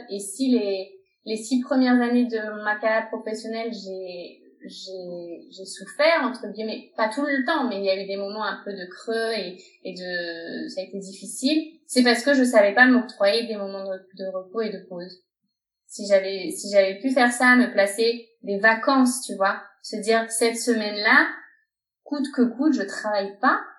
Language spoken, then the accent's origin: French; France; moved away as an adult; now in Barcelona, Spain; je suis française, je vis à Barcelone depuis 5 ans.